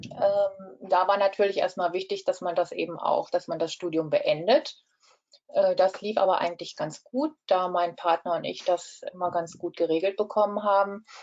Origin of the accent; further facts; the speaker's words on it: Rhineland-Palatinate, Germany; Ja, also das war so, dass ich bin in der Eifel aufgewachsen, habe mein Abitur in, in Daun absolviert